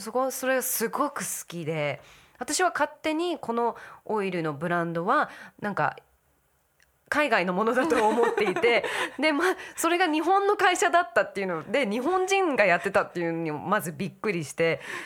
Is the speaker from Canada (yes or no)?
no; United States; moved away; 私はアメリカ育ちだから